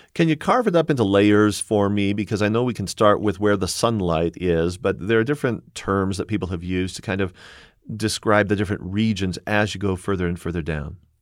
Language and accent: English; Southern California, United States; I grew up in Southern California